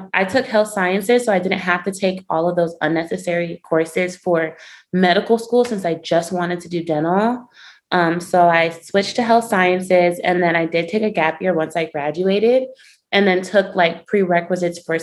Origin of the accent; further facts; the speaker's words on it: Miami, Florida, United States; I'm from Miami, Florida, and for undergraduate, I went to the University of Central Florida